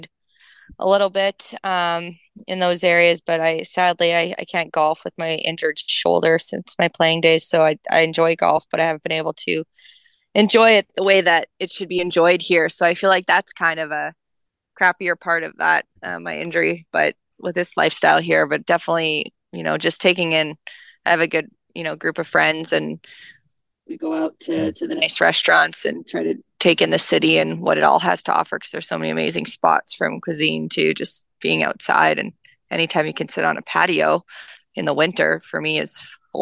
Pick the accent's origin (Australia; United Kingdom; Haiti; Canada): Canada; Canadian Prairies; now in Coachella Valley, United States; growing up in the Canadian prairies